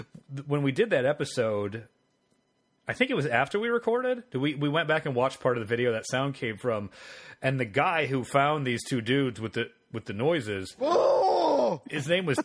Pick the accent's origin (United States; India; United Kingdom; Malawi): United States; Washington; I am from Washington. {S2} Yeah. {S1} I am from a town by Seattle.